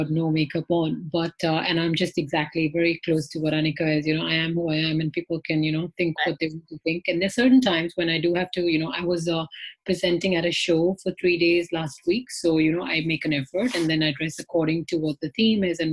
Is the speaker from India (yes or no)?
yes; India; now in London, United Kingdom; I am myself from India